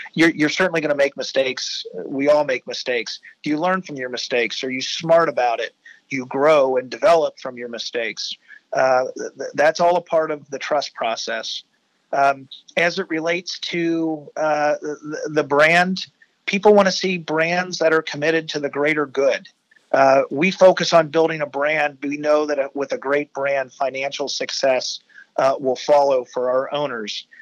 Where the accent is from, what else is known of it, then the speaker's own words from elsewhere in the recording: Cincinnati, Ohio, United States; ever since I was a kid growing up in Westwood